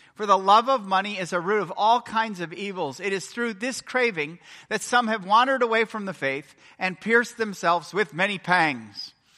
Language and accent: English; United States; I'm American